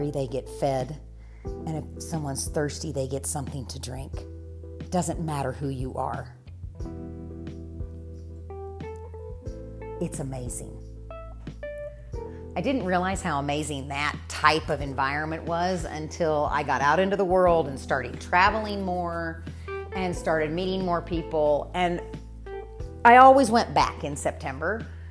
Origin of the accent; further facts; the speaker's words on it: Winfield, Kansas, United States; moved away as an adult; I grew up in Winfield.